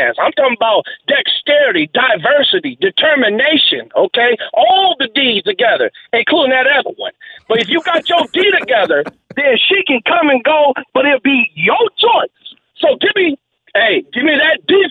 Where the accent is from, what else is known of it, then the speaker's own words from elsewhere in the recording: Bay Area, California, United States; we're from the Bay Area